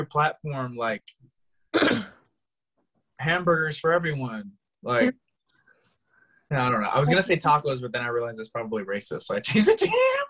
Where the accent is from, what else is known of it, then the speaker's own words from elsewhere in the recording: Florida, United States; I'm from Florida.